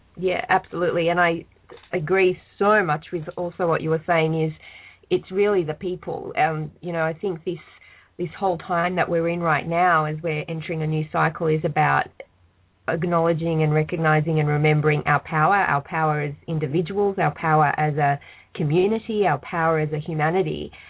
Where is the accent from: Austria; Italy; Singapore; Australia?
Australia; I'm Australian